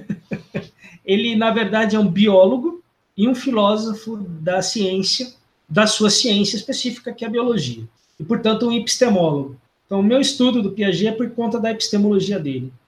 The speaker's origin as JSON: {"language": "Portuguese", "town": "Londrina", "region": "Paraná", "country": "Brazil", "tie": "born or raised there", "said": "eu sou natural do sul, sou de Londrina, eu sou natural de Londrina, no Paraná"}